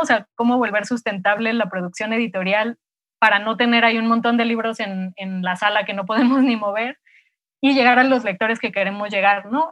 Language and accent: Spanish; Mexico City, Mexico; also born or lived in Morelia; nací en, en Morelia y me vine a los cinco años, cuatro o cinco años a vivir a la Ciudad de México, de donde son mis papás